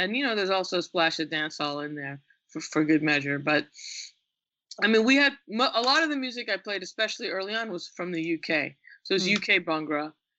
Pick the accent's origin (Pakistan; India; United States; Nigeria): India; also born or lived in England; I was born in England. And I think part of it might have been because when I was really young, and this was common in the diaspora, my parents lived in England for 6 years. During that time, I was born. When I was very young, I was sent to India to live with my extended family.